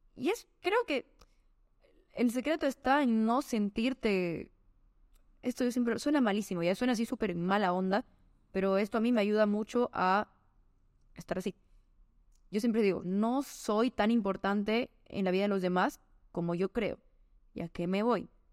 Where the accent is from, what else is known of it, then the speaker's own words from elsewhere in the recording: Bolivia; Soy boliviana, hago música en Bolivia